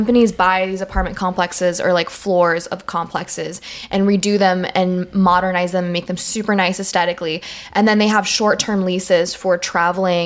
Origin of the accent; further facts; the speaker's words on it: France; now in United States; I'm moving back to my home country